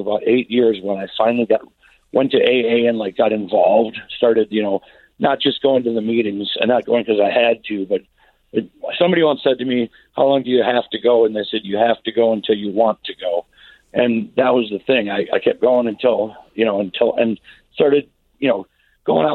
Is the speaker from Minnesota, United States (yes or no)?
yes; Minneapolis, Minnesota, United States; moved away as an adult; now in Grand Rapids, United States; I'm not from Grand Rapids. I'm from the Twin Cities